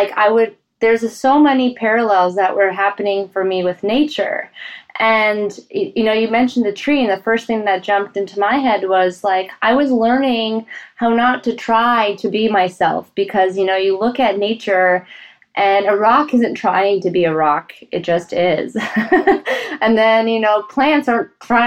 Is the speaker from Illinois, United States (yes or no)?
no; Colorado, United States; as a kid growing up in Colorado with parents who were from, like, mountainous areas and former Czechoslovakia